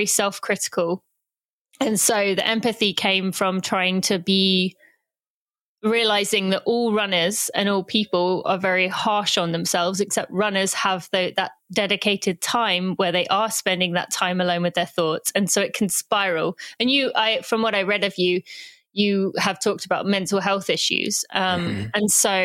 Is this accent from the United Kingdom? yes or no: yes; England, United Kingdom; now in United States; I'm British, although I do live in America